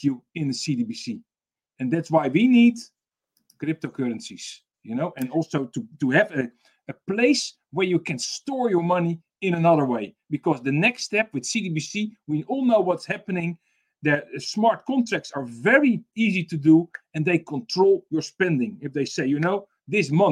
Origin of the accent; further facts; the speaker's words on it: Netherlands; I'm from the Netherlands.